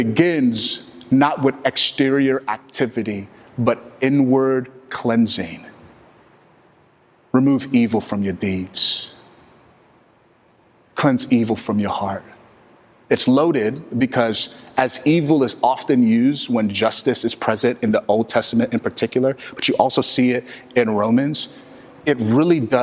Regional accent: Texas, United States; I am from Texas

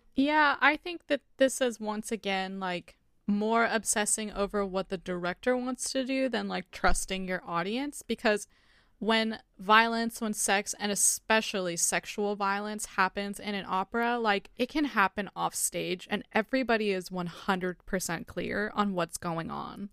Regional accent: United States; as American audiences

